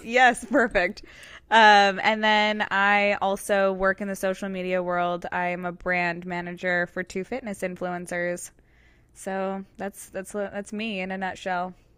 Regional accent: Georgia, United States; also born or lived in Connecticut / Orange County, California; now in Los Angeles, United States; I was born and raised in Georgia

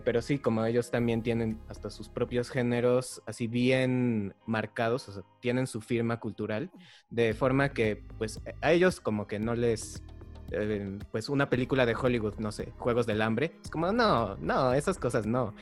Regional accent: Mexico; nosotros somos de México

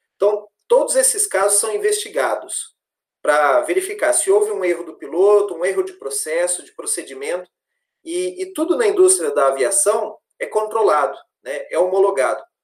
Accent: Londrina, Paraná, Brazil; moved away as an adult; Sou natural de Londrina, sou nascido em Londrina, me formei em Londrina também.

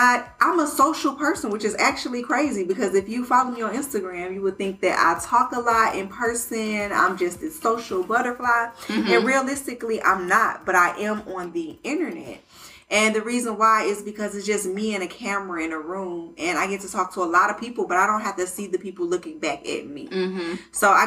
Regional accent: Detroit, Michigan, United States; moved away; also born or lived in Colorado / Georgia; I was actually born in Colorado. I'm an Army baby. Both of my parents were in the military together, but I was raised in Detroit

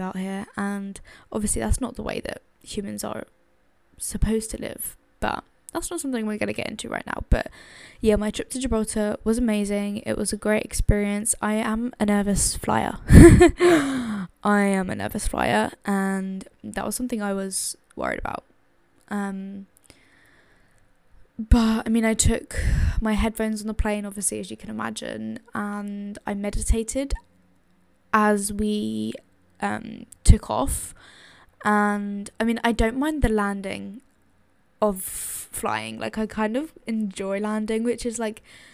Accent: London, United Kingdom; I come from London. I live in London. I've lived in London my entire life.

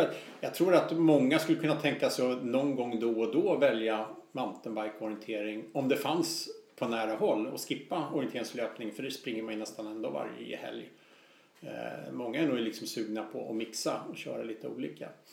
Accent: Stockholm, Stockholm County, Sweden; som stockholmare

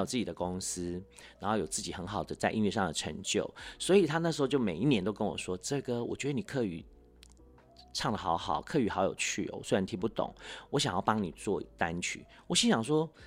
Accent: Taiwan; first language Hakka; Chinese is a second language; moved away; also born or lived in Taipei; 我是隔代教养嘛，哦。所以，呃，可能我 也在客家村长大，是。虽然说那个时候也有那种就是语言的限制，哎，要讲华语，要讲，呃，对。国语什么的， 可是回到家还是讲自己的母语多一些

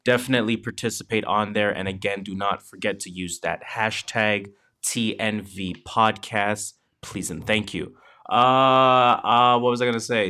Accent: Canada; we are Canadian

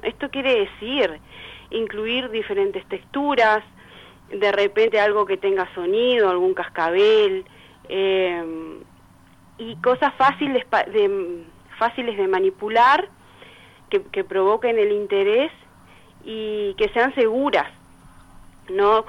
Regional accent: Salto, Uruguay; moved away as an adult; also born or lived in Montevideo; soy de acá, viví unos años en Montevideo, pero ahora ya hace como cuatro años que volvimos para Salto

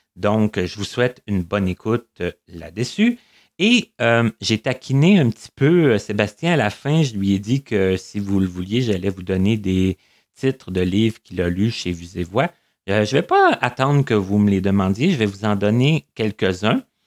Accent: Abitibi, Quebec, Canada; moved away; je viens de l'Abitibi

